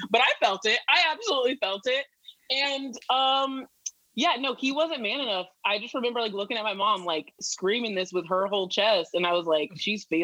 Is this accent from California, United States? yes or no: yes; San Diego, California, United States; also born or lived in Chicago / Las Vegas; yes, I was born and raised in San Diego, and um, we were. I'm a military brat. We were military.